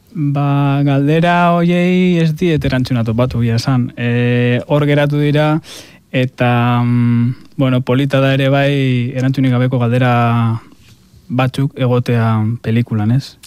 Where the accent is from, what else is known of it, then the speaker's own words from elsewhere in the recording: a town by Mount Gorbeia, Basque Country, Spain; hartzentza dago nire herrian oso presente, gorbeia daukagulako hor herrian